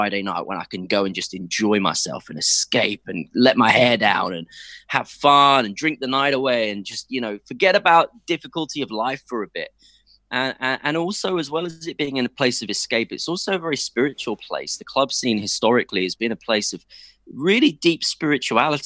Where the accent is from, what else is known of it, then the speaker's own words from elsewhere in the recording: Cambridge, East of England, United Kingdom; also born or lived in London; first 4 years in London and then 14 happy years growing up in Cambridge